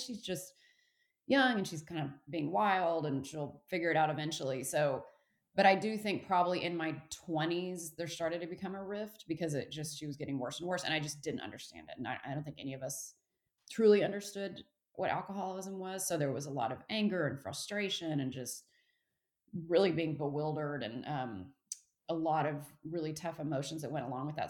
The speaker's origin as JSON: {"language": "English", "region": "Texas", "country": "United States", "tie": "born or raised there", "also_born_or_lived": "Fort Worth, Texas / Houston, Texas / California", "said": "I'm born and raised in Texas"}